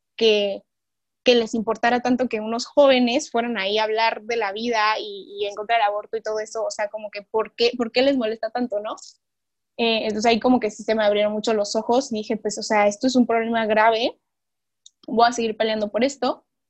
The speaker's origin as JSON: {"language": "Spanish", "country": "Mexico", "also_born_or_lived": "Chiapas / Monterrey", "said": "soy mexicana, tengo 18 años"}